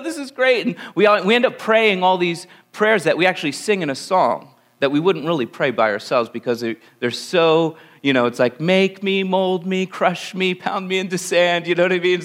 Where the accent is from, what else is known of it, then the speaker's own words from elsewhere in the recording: Langhorne, Pennsylvania, United States; I'm born and raised in Pennsylvania. I came from right outside Philadelphia. I grew up in Lower Bucks County in a place called Langhorne, Pennsylvania.